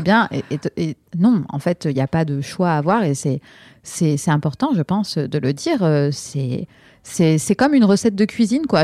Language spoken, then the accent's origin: French; France; moi, je suis née en France